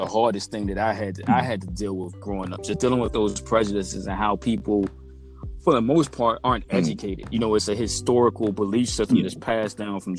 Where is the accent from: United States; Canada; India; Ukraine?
United States; Virginia; from Virginia here in the United States